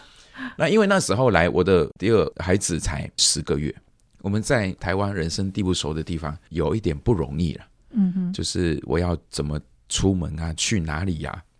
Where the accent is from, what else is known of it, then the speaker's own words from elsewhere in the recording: Malaysia; 他们听到我是从马来西亚来的，诶，外国，你是外国人哦